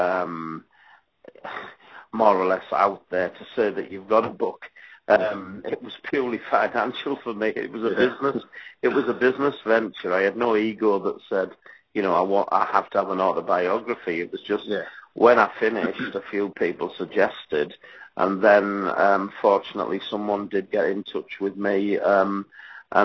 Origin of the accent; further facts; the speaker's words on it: Middlesbrough, North East England, United Kingdom; my hometown team, Middlesbrough